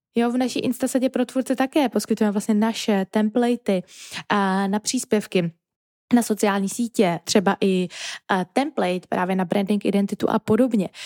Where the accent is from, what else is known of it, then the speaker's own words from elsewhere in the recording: Czechia; first language Czech; je to třeba i náš jako rodný jazyk